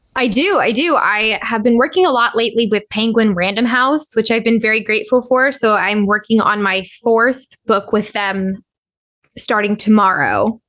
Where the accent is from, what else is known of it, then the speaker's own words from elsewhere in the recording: Southern California, United States; also born or lived in Corona, California / Orange County, California; I was born in, and raised in Southern California. I was born in Corona out in the Inland Empire. My parents are from Anaheim. So I grew up in both Orange County and the, and the Inland Empire.